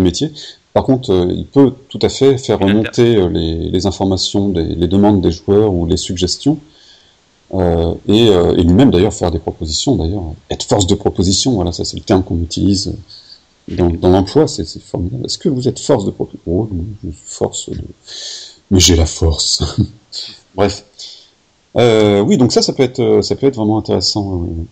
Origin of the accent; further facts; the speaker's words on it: Corsica, France; moi je suis corse